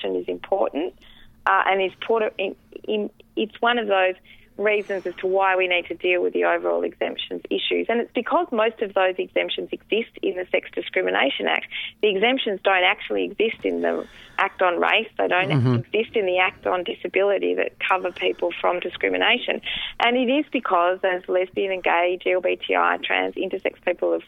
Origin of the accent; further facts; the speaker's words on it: Western Australia, Australia; moved away; in Western Australia, the state that I came from